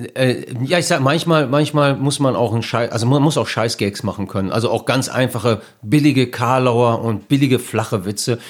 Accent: Bielefeld, North Rhine-Westphalia, Germany; ich bin ja hier geboren, ich bin hier aufgewachsen

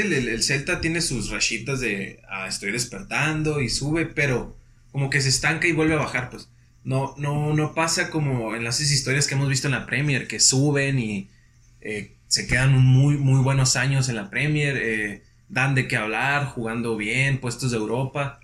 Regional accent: Mexico; es nuestra forma de ser en México

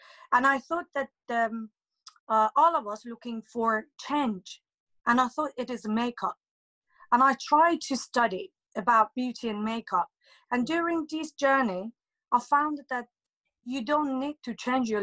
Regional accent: Tehran, Tehran Province, Iran; now in United Kingdom; I'm from Iran, Tehran, and it's been nearly, I think, 14 years that I'm living in UK

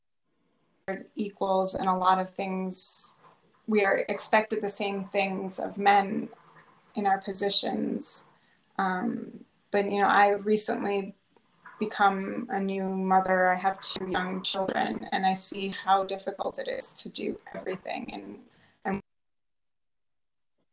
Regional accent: Buffalo, New York, United States; I grew up in the Midwest in Buffalo

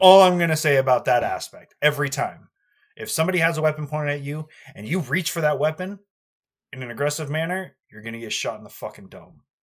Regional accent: United States; I'm an American.

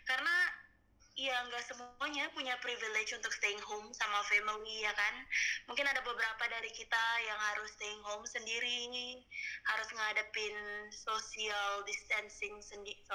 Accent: Aceh, Indonesia; gue sebelum pulang ke Aceh gue sempat di Jakarta itu sepi banget

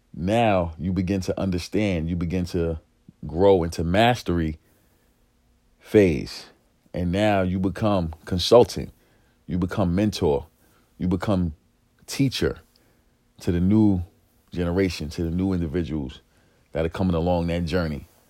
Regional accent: New York City, New York, United States; growing up in East New York, growing up in a single parent home

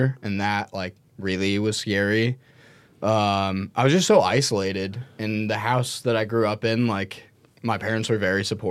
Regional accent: Silicon Valley, California, United States; I grew up in, like, the Silicon Valley around, like, all the tech people

